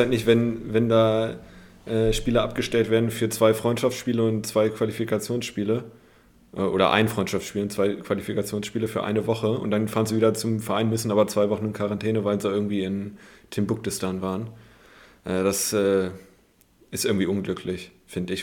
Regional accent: Germany; als Deutscher auch, der sich mega für Fußball und auch die Bundesliga interessiert

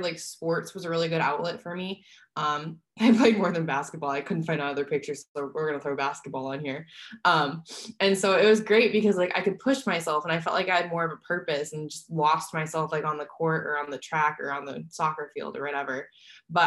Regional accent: Midwest, United States; now in San Diego, United States; I grew up in the Midwest

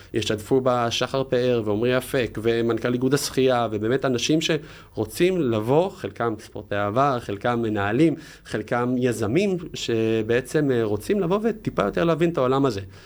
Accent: Jerusalem, Jerusalem District, Israel; במקור ירושלמי

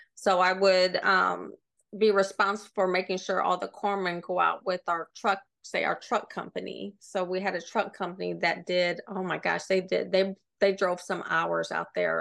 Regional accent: Sioux City, Iowa, United States; moved away; I grew up in Iowa, um, Sioux City, Iowa, which is right on the border of Nebraska and South Dakota

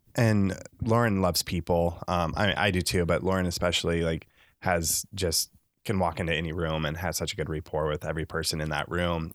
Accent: Le Mars, Iowa, United States; also born or lived in Lincoln, Nebraska; now in Nebraska, United States; I'm originally from Northwest Iowa, a s, s, a small town called Lamar's, Iowa.

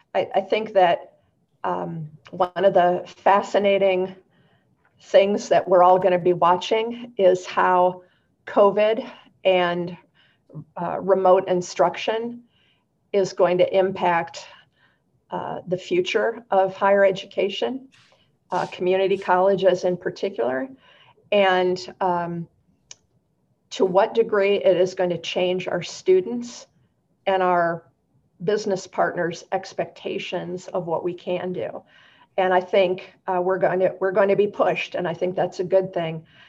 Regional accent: Michigan, United States; now in Central Oregon, United States; I'm from Michigan originally

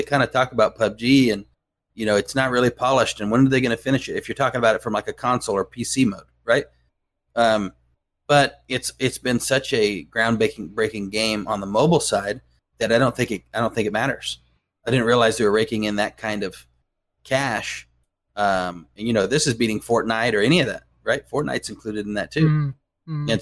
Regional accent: United States; being an American

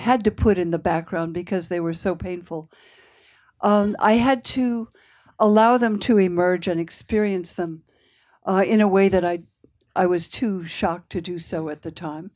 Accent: Palo Alto, California, United States; I grew up in what I said was the, the most boring town in the world. That's how it looked to me anyway. Um, it was in California, Palo Alto.

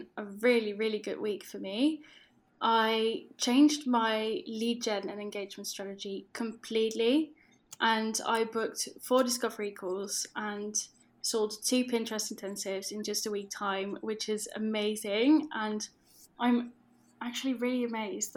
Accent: Netherlands; accent: Dutch; English is a second language; I am Dutch, which you might be able to tell from my accent, but I completely run my business in English.

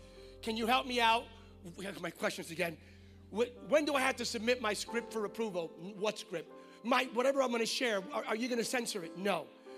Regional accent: California, United States; I'm from California.

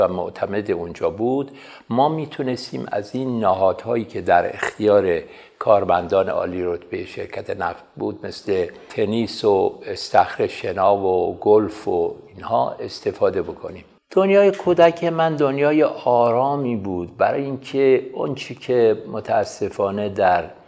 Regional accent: Abadan, Khuzestan, Iran; من در اون شهر متولد شدم در شهر آبادان به دبستان کمال الملک رفتم

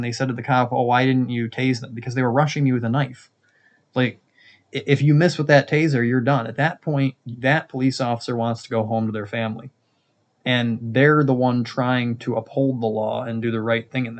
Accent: United States; I'm specifically American

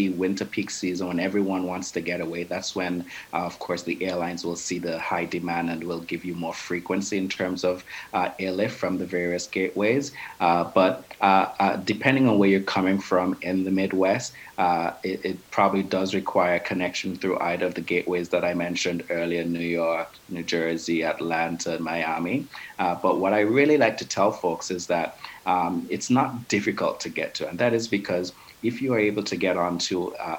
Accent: Antigua & Barbuda; We're English-speaking island as we're former British colonies.

